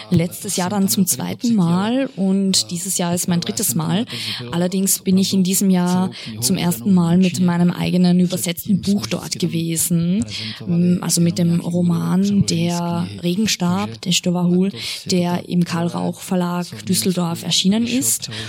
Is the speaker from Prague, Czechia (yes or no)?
no; České Budějovice, South Bohemian Region, Czechia; ich komme aus Budweis, das ist auch eine Stadt